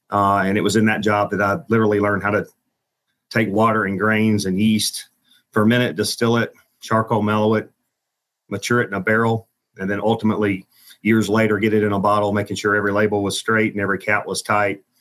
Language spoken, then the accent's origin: English; Jackson, Tennessee, United States; So I was out there a couple of years, and then I moved back to my hometown of Jackson, Tennessee, and then I, I was making Pringles.